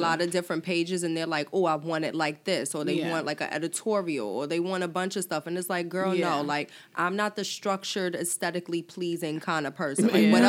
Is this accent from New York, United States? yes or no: yes; New York City, New York, United States; I'm from Harlem